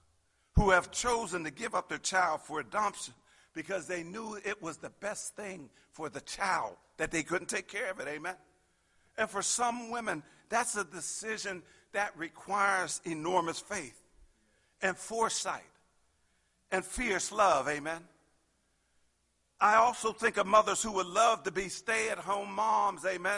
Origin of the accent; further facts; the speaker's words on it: Pittsburgh, Pennsylvania, United States; I grew up in Pittsburgh and everybody worked for the steel mills, amen.